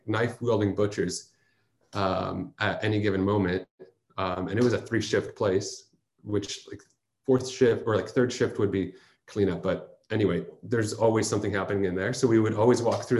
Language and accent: English; Bay Area, California, United States; also born or lived in Chicago; now in San Francisco, United States; I grew up in the Bay Area